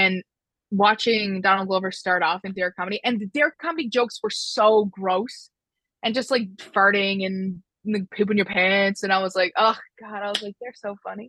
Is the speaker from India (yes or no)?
no; Newfoundland and Labrador, Canada; I'm from Newfoundland.